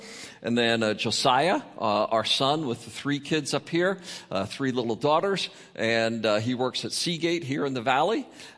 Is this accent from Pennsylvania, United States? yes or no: yes; Berks County, Pennsylvania, United States; moved away as an adult; also born or lived in California / Oregon; I'm a farm boy from Pennsylvania, born and raised in the Berks Country Amish area.